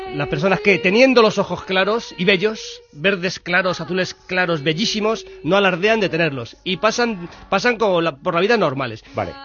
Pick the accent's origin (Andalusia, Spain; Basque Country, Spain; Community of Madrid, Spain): Community of Madrid, Spain; Madrid; soy de Carabanchel